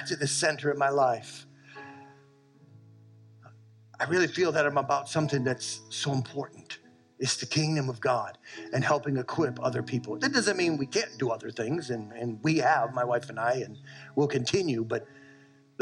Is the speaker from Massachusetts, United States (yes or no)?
yes; South Shore, Massachusetts, United States; moved away; I grew up in Massachusetts in the South Shore